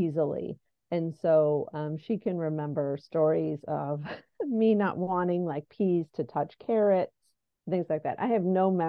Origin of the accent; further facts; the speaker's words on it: Delaware, United States; also born or lived in New York City; I'm essentially from Delaware and have moved back